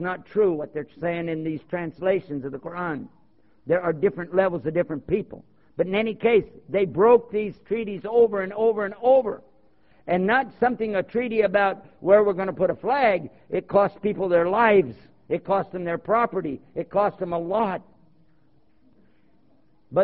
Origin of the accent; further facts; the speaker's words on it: Texas, United States; also born or lived in Cleveland, Ohio; now in Washington, D.C., United States; I was born in Cleveland, Ohio. I was raised in Texas. I live near Washington, D.C. right now